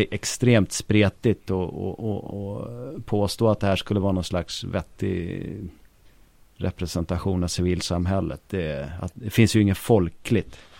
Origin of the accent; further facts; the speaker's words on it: Stockholm, Stockholm County, Sweden; Jag kommer från eh, Hökarängen